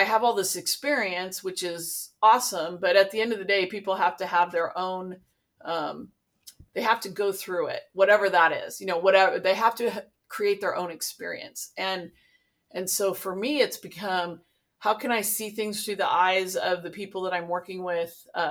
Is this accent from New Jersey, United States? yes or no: no; Santa Barbara, California, United States; also born or lived in Los Angeles; I grew up in the Santa Barbara area